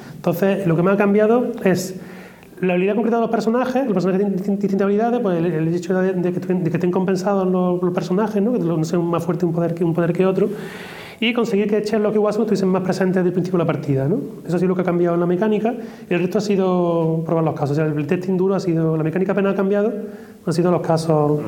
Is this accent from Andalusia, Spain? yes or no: yes; Córdoba, Andalusia, Spain; yo soy de Córdoba